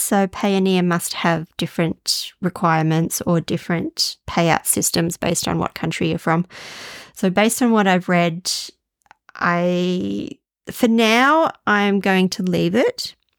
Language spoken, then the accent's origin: English; Australia; also born or lived in Denmark; I'm not sure if I could call myself a typical Australian